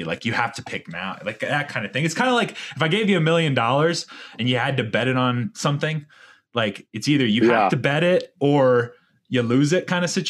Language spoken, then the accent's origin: English; South Carolina, United States; moved away; I grew up in the South. And when I left the South, you know, I was actually like your Bible thumping Southerner